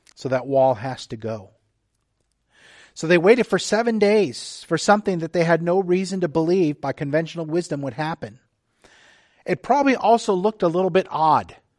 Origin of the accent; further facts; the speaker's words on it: the Texas coast, United States; now in Oak Harbor, United States; I grew up on the Texas coast, you know, with the Gulf of Mexico